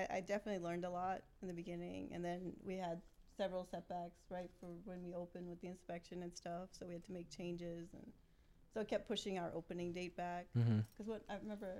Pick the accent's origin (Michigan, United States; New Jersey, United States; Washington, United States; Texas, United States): New Jersey, United States